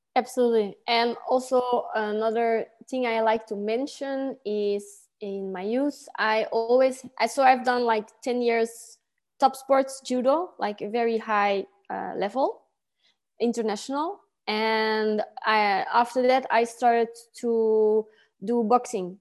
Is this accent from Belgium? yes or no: yes; Antwerp, Flanders, Belgium; I grew up in a town called Kątych in Antwerp.